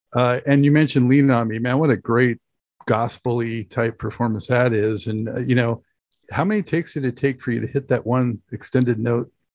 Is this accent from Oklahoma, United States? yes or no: no; Santa Monica, California, United States; I'm from Los Angeles originally, so I know that area very well. Uh, grew up in Santa Monica